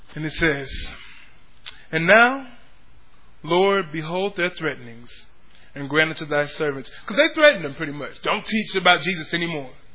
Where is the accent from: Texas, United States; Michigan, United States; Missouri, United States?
Texas, United States; Pflugerville; I grew up in Pflugerville